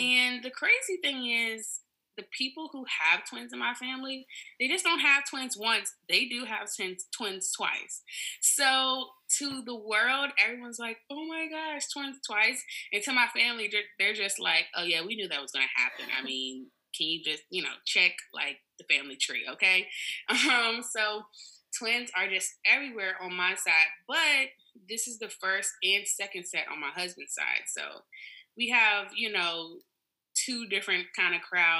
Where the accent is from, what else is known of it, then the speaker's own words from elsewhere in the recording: Virginia, United States; moved away as an adult; now in Atlanta, United States; my husband and I were both born and raised in Virginia, and we just moved to Atlanta, Georgia about a year ago